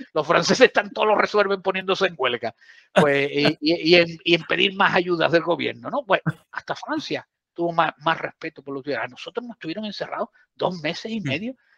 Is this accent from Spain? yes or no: yes; southern Andalusia, Spain; soy del sur de Andalucía